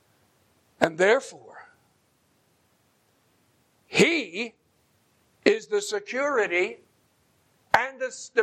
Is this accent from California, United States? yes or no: no; Bergen County, New Jersey, United States; moved away; that little ranch house where I grew up in Bergen County, New Jersey